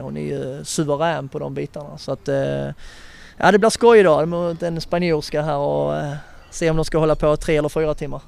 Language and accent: Swedish; Skåne, Sweden; som skåning